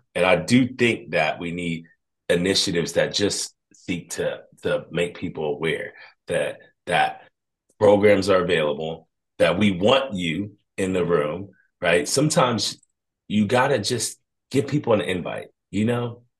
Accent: Columbus, Ohio, United States; being from Columbus, Ohio

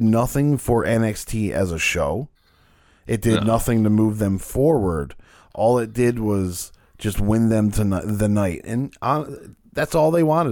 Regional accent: Canada; being a Canadian

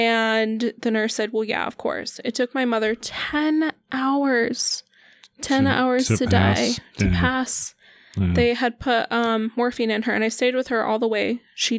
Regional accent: Denver, Colorado, United States; moved away; Colorado. I'm from Denver, Colorado.

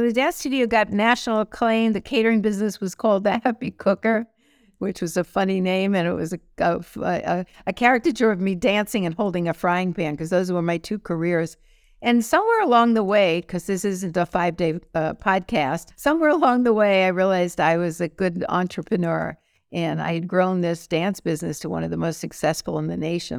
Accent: New York City, New York, United States; moved away; growing up in New York City

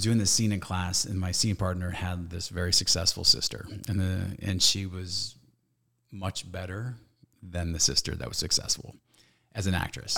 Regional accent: Stockton, California, United States; born or raised there

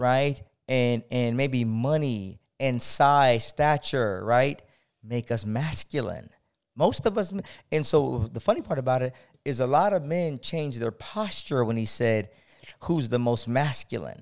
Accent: San Diego, California, United States; I'm from San Diego

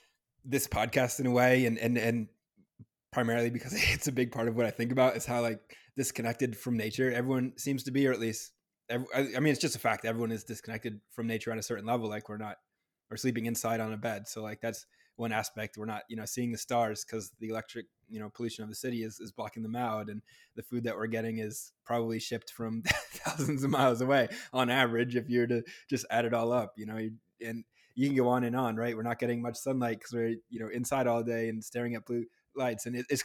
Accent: New Hampshire, United States; I am from New Hampshire myself

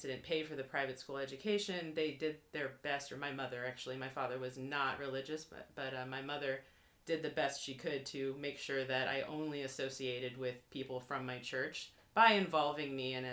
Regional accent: San Diego, California, United States; I grew up predominantly in Southern California, San Diego

